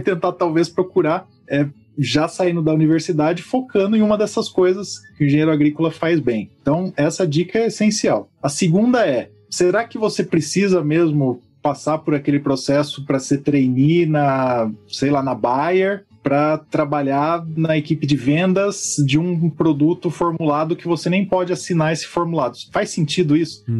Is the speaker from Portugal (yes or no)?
no; Campinas, São Paulo, Brazil; Como sou aqui de Campinas